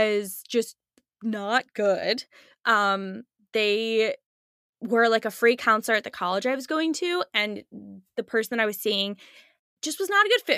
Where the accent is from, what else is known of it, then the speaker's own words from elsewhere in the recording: Chicago, Illinois, United States; moved away as an adult; now in Texas, United States; I'm originally from Chicago, was in Chicago